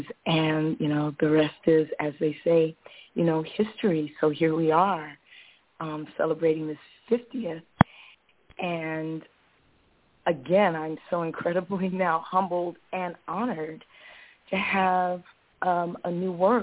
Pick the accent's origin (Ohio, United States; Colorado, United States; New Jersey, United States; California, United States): California, United States; Los Angeles; moved away as an adult; now in Bay Area, United States; I decided to move to the Bay Area from my hometown in Los Angeles. I grew up in Los Angeles